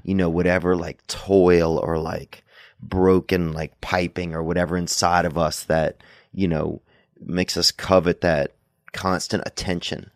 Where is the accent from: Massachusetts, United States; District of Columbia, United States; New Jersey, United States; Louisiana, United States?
Louisiana, United States; Covington; moved away; we went back to Covington in my hometown